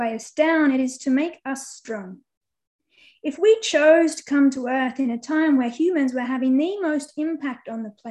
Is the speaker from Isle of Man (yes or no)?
no; Australia; moved away; also born or lived in Central Australia / Southern Victoria; I'm normally between Central Australia and Southern Victoria